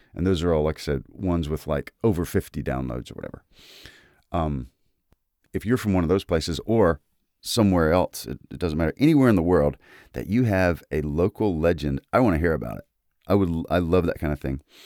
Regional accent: Mississippi, United States; I am from Mississippi.

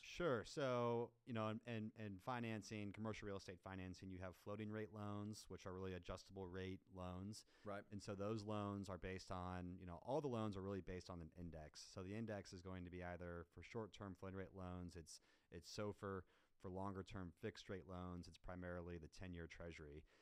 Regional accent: Kansas City, United States; also born or lived in Chicago, Illinois; now in Dallas, United States; I'm originally from Kansas City. Um, I've been in Dallas since 2014.

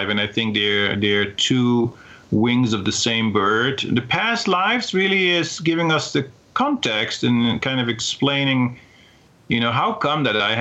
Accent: Netherlands; moved away; I came from Holland, the Netherlands

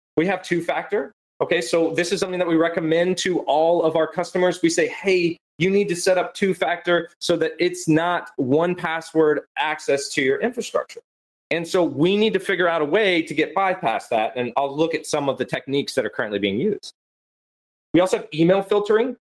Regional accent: Florida, United States; I'm also from Florida for everyone who doesn't know, and I'm a Florida man

